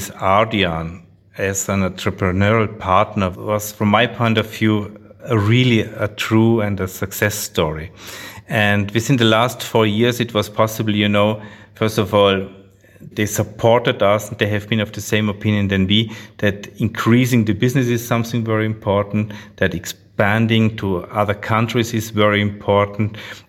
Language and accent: English; Austria; English is a second language; So we are from Austria, not from Australia.